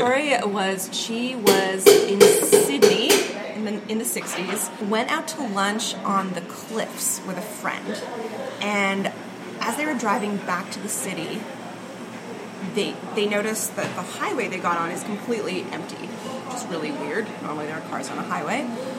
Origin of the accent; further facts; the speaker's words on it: Switzerland; I'm from Switzerland. We're civilized.